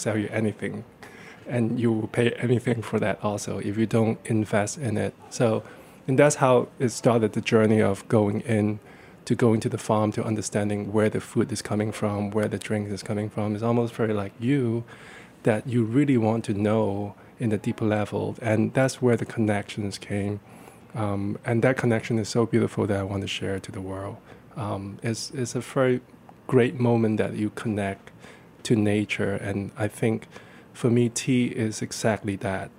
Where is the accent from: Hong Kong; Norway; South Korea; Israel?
Hong Kong; moved away; I grew up in Hong Kong